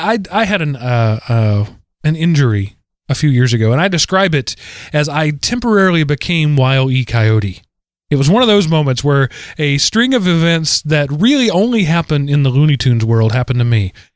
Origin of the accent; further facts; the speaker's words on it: Florida, United States; That's right. I'm from Florida. I've seen worse.